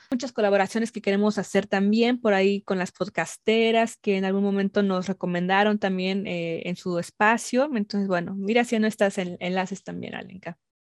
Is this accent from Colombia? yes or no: no; Mexico; nos han formado como mexicanas, como mexicanos